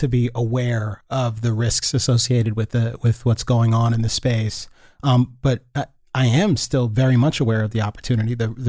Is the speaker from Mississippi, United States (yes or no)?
no; Gaithersburg, Maryland, United States; also born or lived in Loudoun County, Virginia; First in, I guess that was Loudoun County, Virginia. And then we moved from Virginia to Maryland and I went to school in Gaithersburg, Maryland